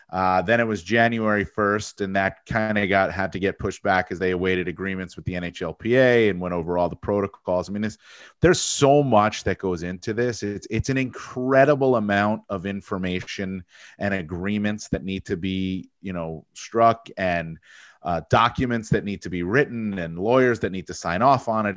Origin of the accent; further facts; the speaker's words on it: Fair Lawn, New Jersey, United States; also born or lived in Tucson, Arizona; I grew up in New Jersey, Northern Jersey, where I live now. I live in a town, Fairlawn, New Jersey. It's where I grew up.